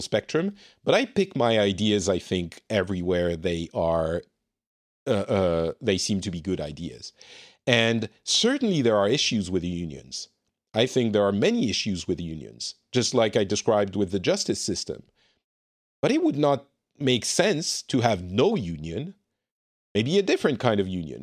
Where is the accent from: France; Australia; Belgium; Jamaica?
France; I'm from France.